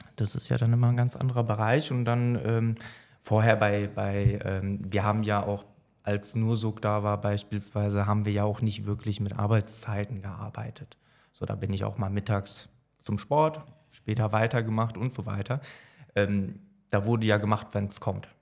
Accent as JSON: {"language": "German", "region": "Hesse", "country": "Germany", "moved": "as an adult", "said": "ich komme ursprünglich aus Hessen, bin jetzt seit acht Jahren hier oben"}